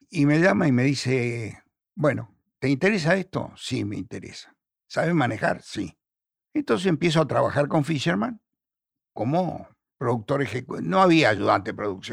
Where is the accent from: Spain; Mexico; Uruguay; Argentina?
Argentina; Buenos Aires; Yo nací en el Hospital Rivadavia. Mi papá me llevaba, cuando era chico, al cine real. Mi mamá me llevaba al Villa Crespo, nosotros éramos de, Chacarita.